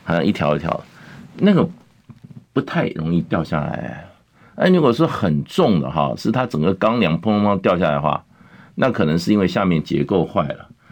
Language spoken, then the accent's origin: Chinese; Taiwan; 我们在台湾从小长大对地震啊，经历，嗯，我们也算是身经百战